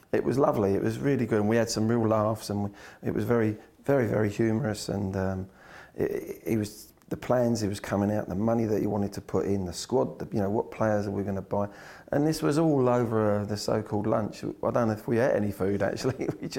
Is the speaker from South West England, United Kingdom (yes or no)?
yes; Swindon, South West England, United Kingdom; I come from Swindon and they had better facilities than we had at Chelsea.